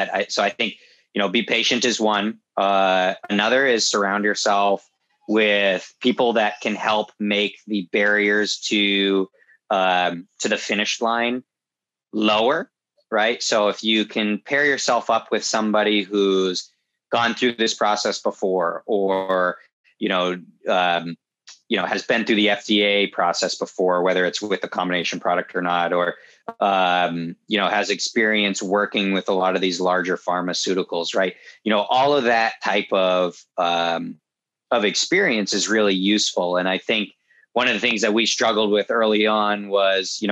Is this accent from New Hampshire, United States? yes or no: yes; Southern New Hampshire, United States; moved away as an adult; also born or lived in upstate New York; I grew up in Southern New Hampshire, right next to a grass strip airfield